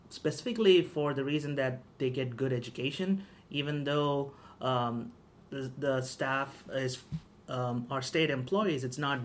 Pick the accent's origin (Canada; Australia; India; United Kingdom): India; now in United States; But my neighborhood where I grew up, we were there was quite a few more Catholics than Hindus.